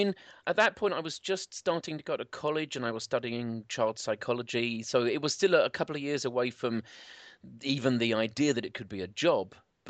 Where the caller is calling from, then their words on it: Southend, East of England, United Kingdom; I'm calling in from Southend, which is about an hour outside of London on the beach.